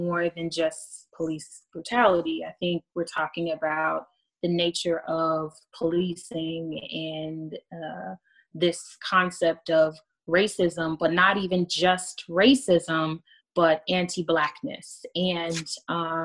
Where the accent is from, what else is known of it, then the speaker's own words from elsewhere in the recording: United States; now in Germany; I'm American. And when I say I'm American